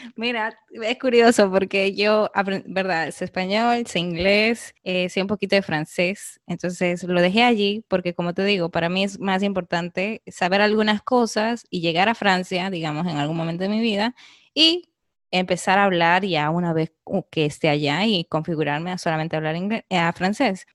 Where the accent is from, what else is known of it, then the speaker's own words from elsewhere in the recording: Peru; now in Canada; quería irme de Perú para explorar el mundo en general y pues eh, me fui a Canadá